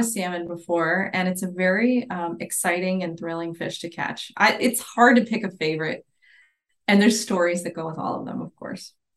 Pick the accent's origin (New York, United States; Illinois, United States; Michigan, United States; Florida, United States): Florida, United States; Islamorada; also born or lived in Ohio; I grew up there. It's my, my hometown